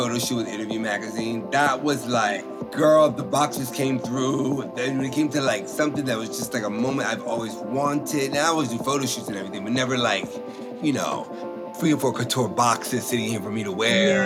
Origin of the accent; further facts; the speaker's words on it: the South, United States; I'm from the South